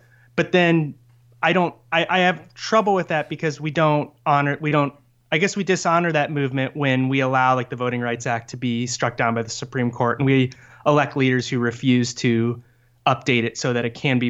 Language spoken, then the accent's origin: English; Midwest, United States; I think a lot of my education growing up in the Midwest taught me that, you know, Dr. King and the civil rights movement had cured America of racism.